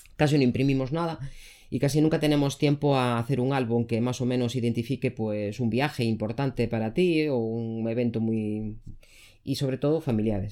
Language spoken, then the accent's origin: Spanish; Galicia, Spain; yo soy gallego, en nuestra comunidad autónoma